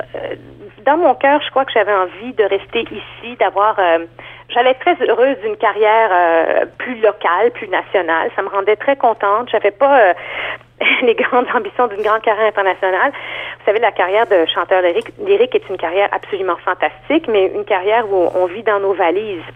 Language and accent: French; Montreal, Quebec, Canada; moved away as an adult; now in Toronto, Canada; je viens de Montréal en fait. Ça fait cinq ans que je vis à Toronto